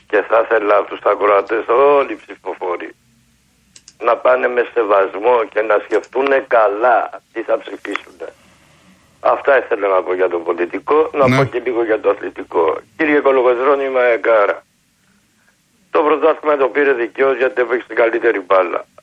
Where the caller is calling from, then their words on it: Korydallos, Attica, Greece; από τον Κορυδαλό.